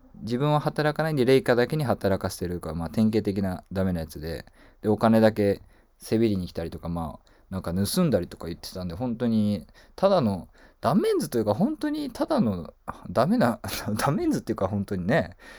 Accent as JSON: {"language": "Japanese", "town": "Kobe", "region": "Hyogo", "country": "Japan", "tie": "born or raised there", "said": "僕はあの神戸出身なんですけども"}